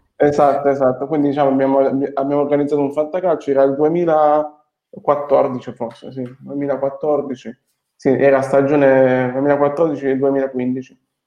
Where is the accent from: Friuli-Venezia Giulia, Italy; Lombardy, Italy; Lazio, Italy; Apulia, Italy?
Apulia, Italy; Foggia; moved away as an adult; also born or lived in Bologna / Nice; sono nato, sono nato e cresciuto a Foggia